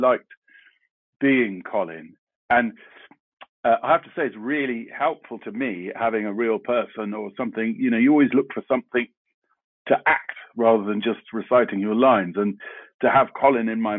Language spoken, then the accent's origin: English; London, United Kingdom; I grew up in South London, and I went to school in South London.